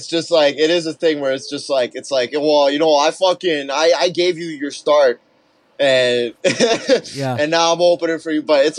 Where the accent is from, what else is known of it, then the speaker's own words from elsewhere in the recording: Toronto, Ontario, Canada; I'm Russian Jewish from North York, Toronto.